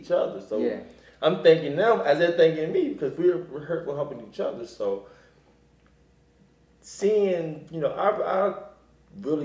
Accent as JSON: {"language": "English", "town": "Wilmington", "region": "Delaware", "country": "United States", "tie": "born or raised there", "also_born_or_lived": "Philadelphia, Pennsylvania", "moved": "as an adult", "lives_now": "Los Angeles, United States", "said": "I'm from Wilmington, Delaware. I was born and raised in Wilmington, Delaware"}